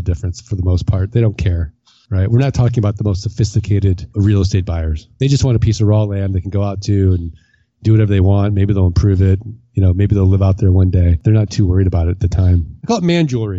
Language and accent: English; Missouri, United States; I'm from Missouri. I'm from the Show Me State